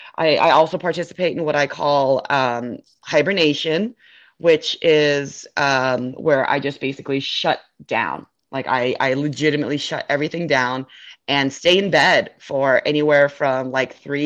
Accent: Northern California, United States; now in Florida, United States; growing up in California

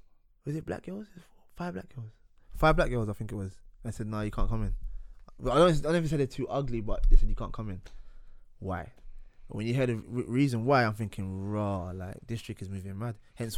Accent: East of England, United Kingdom; Essex, bruv.

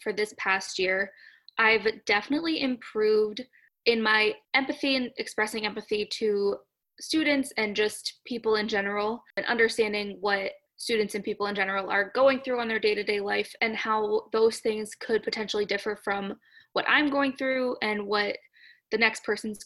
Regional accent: Massachusetts, United States; moved away as an adult; now in Florida, United States; I grew up in Massachusetts and I went to undergrad about 15 to 20 minutes away from where I lived

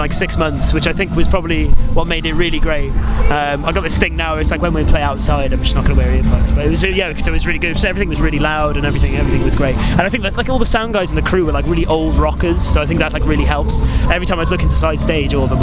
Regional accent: Barry, Wales, United Kingdom; also born or lived in Dagenham / London; I was only there until I was like 3 years old and then moved to Barry. South Wales. So a Welshman

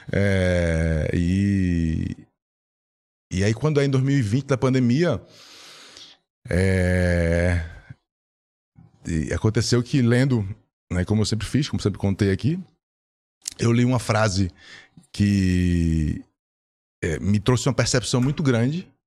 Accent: Recife, Pernambuco, Brazil; now in São Paulo, Brazil; eu estava aqui em São Paulo, né? vim de Recife, estava em São Paulo.

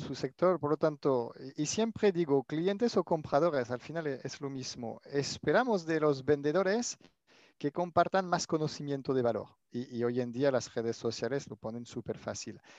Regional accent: France; accent: French; Spanish is a second language; moved away as an adult; now in Barcelona, Spain; mi acento francés. He pasado la mitad de mi vida eh, en Francia hasta finalizar mis estudios y después empecé a, trabajar en compras en Barcelona y desde entonces me, me quedé.

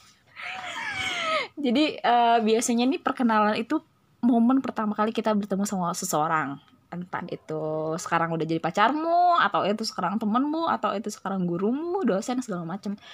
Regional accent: Palembang, South Sumatra, Indonesia; Sebenarnya kami aslinya orang Palembang ya. Jadi kita nyamannya ngomongnya pakai bahasa Palembang.

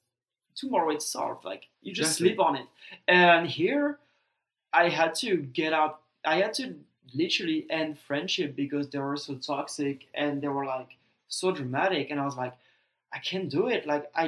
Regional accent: Strasbourg, Grand Est, France; English is a second language; moved away as an adult; now in Texas, United States; my hometown. Right. The hottest you can get. Strasbourg.

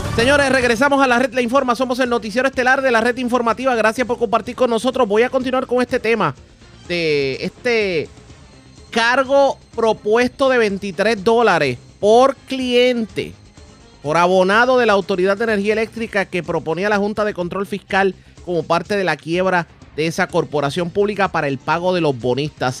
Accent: Puerto Rico; nosotros como puertorriqueños

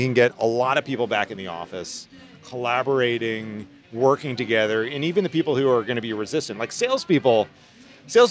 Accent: outside of Philadelphia, Southern New Jersey, United States; So I grew up outside of Philadelphia.

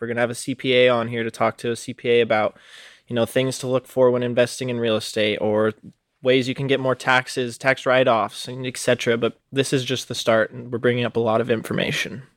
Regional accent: Reno, Nevada, United States; moved away; also born or lived in Oregon; I was born and raised in Reno, Nevada

